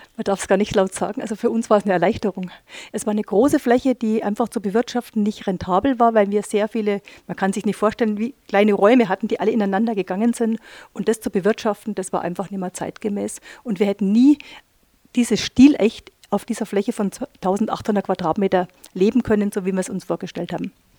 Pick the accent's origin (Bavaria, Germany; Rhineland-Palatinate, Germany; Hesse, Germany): Bavaria, Germany; Neuburg an der Donau; ich komme selber aus dem Unternehmen heraus, aus dem Textil, großen ha äh, Textilhaus heraus, aus Neuburg an der Donau, wo meine Eltern das Geschäft betreiben